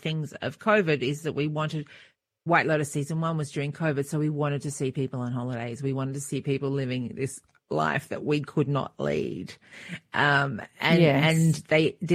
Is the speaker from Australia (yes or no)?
yes; Australia; moved away; growing up in Australia